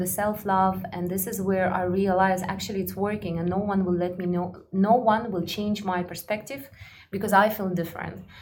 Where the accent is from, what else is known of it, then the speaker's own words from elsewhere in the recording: Kazakhstan; also born or lived in Russia / Egypt; now in Dubai, United Arab Emirates; I'm from a very small village. I'm from Kazakhstan, you know, and when I was growing up